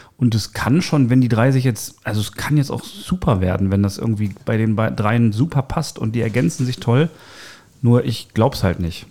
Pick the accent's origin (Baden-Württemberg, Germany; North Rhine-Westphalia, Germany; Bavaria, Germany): North Rhine-Westphalia, Germany; Dortmund; als Dortmunder